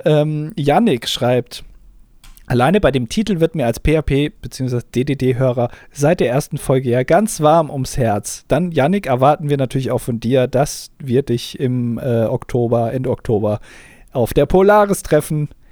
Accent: Germany

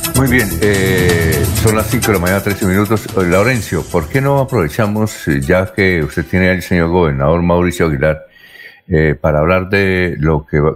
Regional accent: Bucaramanga, Santander, Colombia; soy de Bucaramanga

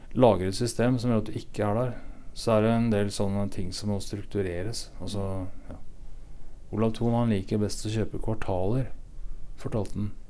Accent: Sætre, Viken, Norway; moved away; Jeg er fra et sted som heter Setre i Hurum.

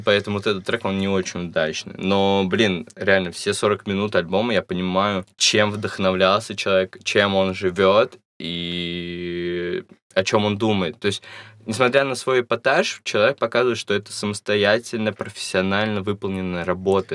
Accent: Russia; у нас в России есть эта гомофобная часть

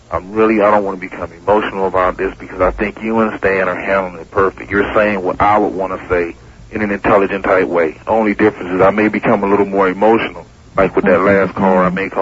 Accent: Miami, Florida, United States; I'm from Liberty City.

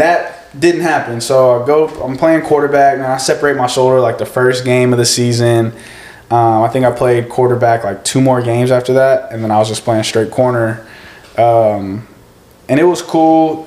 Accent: Hutto, Texas, United States; growing up in Hutto

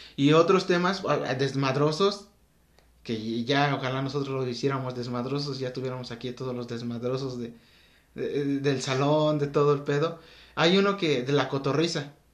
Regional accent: Mexico; nosotros que somos mexicanos

